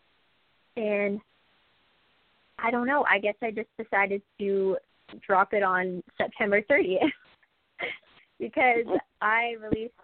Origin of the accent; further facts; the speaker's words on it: Washington, United States; moved away; also born or lived in Tennessee; my hometown in Washington State.